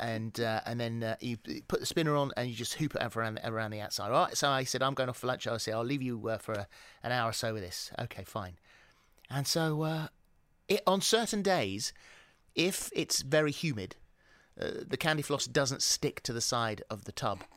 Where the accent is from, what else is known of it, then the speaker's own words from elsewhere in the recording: England, United Kingdom; accent: English; moved away as an adult; also born or lived in New Zealand; I was too English